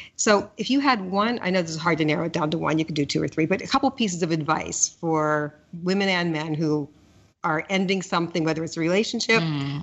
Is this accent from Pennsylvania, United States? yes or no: yes; Pittsburgh, Pennsylvania, United States; moved away; i grew up in Pittsburgh